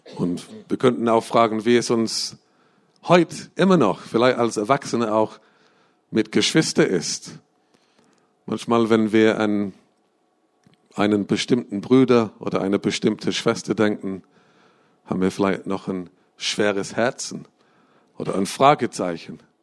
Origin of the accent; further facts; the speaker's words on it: England, United Kingdom; moved away; Ich bin in England äh, aufgewachsen.